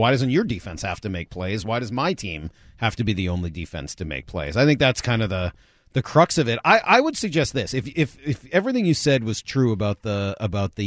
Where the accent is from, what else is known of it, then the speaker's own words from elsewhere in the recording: Boston, Massachusetts, United States; we were growing up in Boston